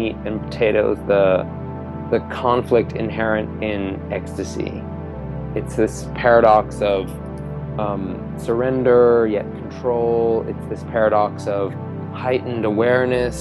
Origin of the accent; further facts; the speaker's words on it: Maine, United States; moved away; I'm from Maine